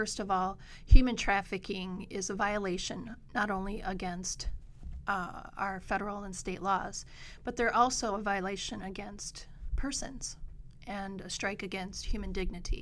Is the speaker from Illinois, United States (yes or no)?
no; Painesdale, Michigan, United States; also born or lived in L'Anse, Michigan; I was born in Launce, raised in Painesdale. I'm a copper miner daughter